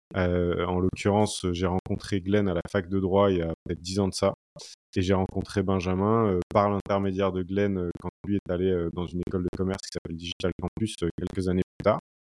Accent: Brittany, France; moved away as an adult; also born or lived in Paris; je suis originaire de, de Bretagne et ma compagne aussi

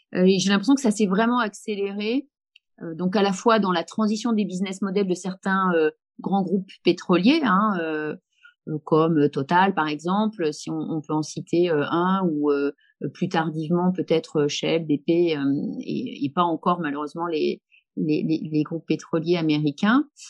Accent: Haute-Savoie, near Annecy, Auvergne-Rhône-Alpes, France; moved away as an adult; also born or lived in Lille; je viens de Haute-Savoie, je viens d'Annecy, dans un petit village, donc plutôt zone rurale. mon père était menuisier

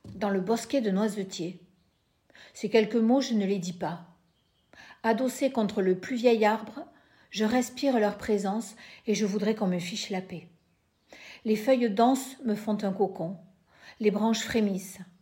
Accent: Lot-et-Garonne, Nouvelle-Aquitaine, France; now in Bayonne, France; je suis née dans le Lot-et-Garonne, je vis à Bayonne

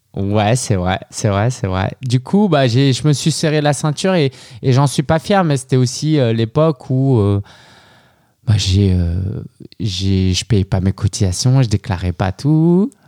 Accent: France; moved away as an adult; also born or lived in Shanghai, China; je suis né en France de parents chinois

